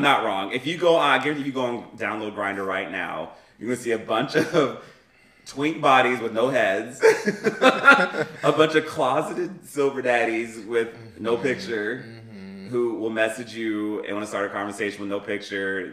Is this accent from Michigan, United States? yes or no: no; McMinnville, Tennessee, United States; moved away; I went home to my hometown, um, and back in, in McMinnville, Tennessee